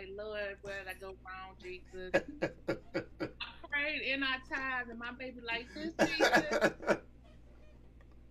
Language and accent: English; Kentucky, United States; also born or lived in Tennessee; I'm a Southern girl. I'm from Kentucky. We Southern Belles.